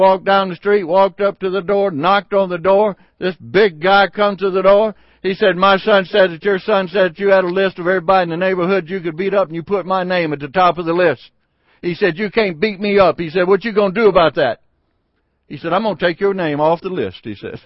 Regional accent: Sardis, Mississippi, United States; the little town that I grew up in Sardis, Mississippi

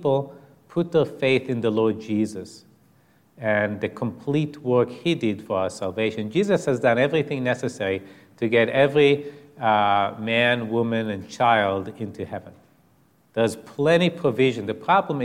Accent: Israel; I was raised in Israel as an atheist or an agnostic.

